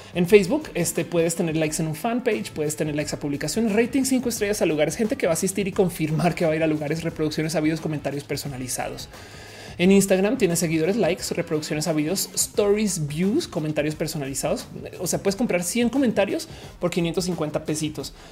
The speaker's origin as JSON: {"language": "Spanish", "country": "Mexico"}